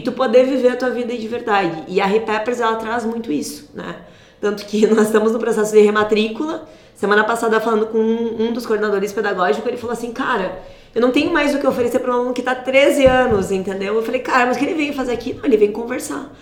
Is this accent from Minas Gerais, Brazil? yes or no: no; Cândido Godói, Rio Grande do Sul, Brazil; nasci em Cândido Godói, no ah, interior do Rio Grande do Sul? No interior, é quase um vilarejo, né? Fica a 30 quilômetros de Santa Rosa